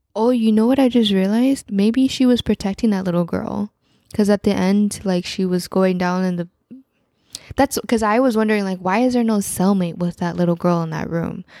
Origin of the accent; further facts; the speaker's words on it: Central Valley, California, United States; we grew up in Central Valley, California